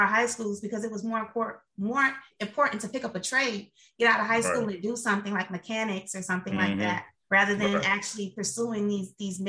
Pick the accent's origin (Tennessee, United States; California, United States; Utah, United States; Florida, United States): Florida, United States; Miami; moved away; I'm from Miami, Florida